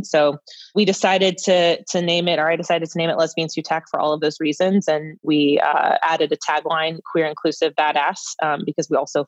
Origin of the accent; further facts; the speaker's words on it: San Francisco, California, United States; I grew up in San Francisco